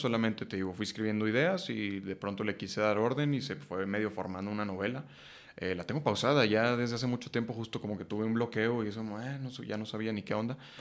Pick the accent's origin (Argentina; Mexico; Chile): Mexico; Chihuahua; moved away as an adult; now in Mexico City, Mexico; cuando llegué de Chihuahua a Ciudad de México a los 19 años a estudiar actuación